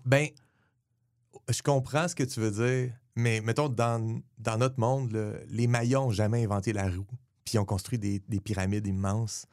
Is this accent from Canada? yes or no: yes; Le Gardeur, Quebec, Canada; je viens de Le Gardeur